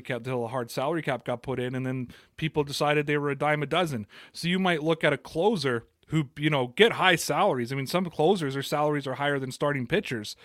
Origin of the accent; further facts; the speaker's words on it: Toronto, Ontario, Canada; I'm from Toronto